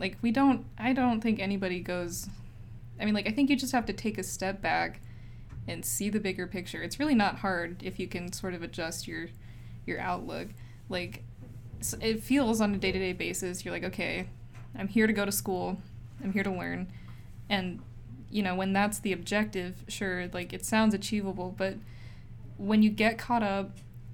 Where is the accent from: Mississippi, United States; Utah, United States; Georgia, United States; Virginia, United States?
Utah, United States; moved away as an adult; now in Berkeley, United States; I'm from Utah